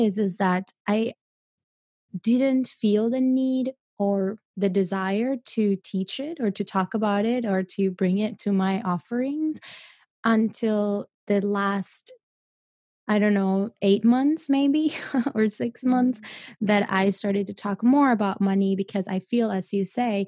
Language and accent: English; Colombia; I come from Colombia. I come from a place, from a third world country